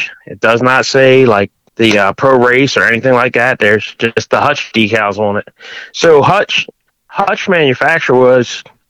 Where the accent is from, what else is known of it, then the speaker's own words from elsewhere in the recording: Catonsville, Maryland, United States; I grew up in Catonsville, Maryland. Just your average kid.